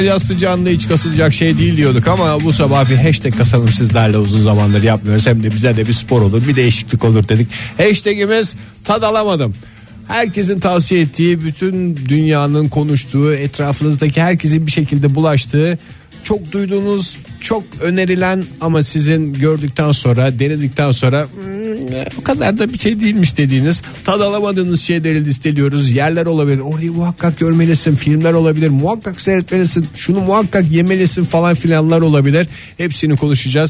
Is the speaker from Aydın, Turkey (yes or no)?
no; İzmir, Turkey; ben bir İzmirli olarak boyoz hastası bir adamım